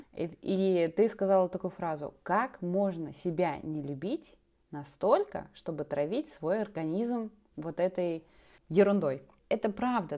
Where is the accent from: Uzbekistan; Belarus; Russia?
Belarus; also born or lived in Grodno; я старшая, я живу в Беларуси, пока что в Гродно